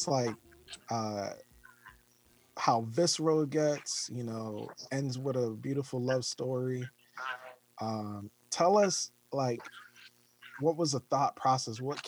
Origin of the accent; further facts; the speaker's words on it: Boston, Massachusetts, United States; I'm from Boston